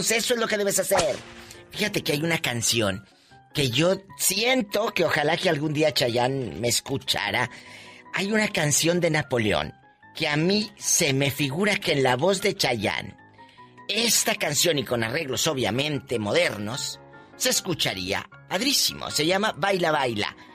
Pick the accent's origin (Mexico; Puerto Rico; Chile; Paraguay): Mexico